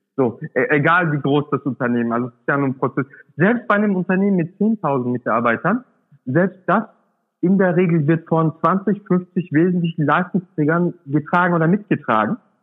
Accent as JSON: {"language": "German", "region": "Swabia", "country": "Germany", "tie": "born or raised there", "said": "das sage ich als Urdeutscher, ja? Ich komme aus dem Schwaben, bin da geboren"}